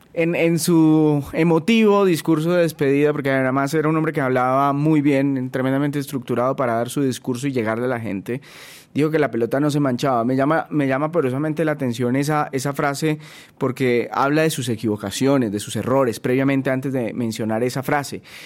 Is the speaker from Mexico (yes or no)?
no; Colombia; nosotros desde acá, como colombianos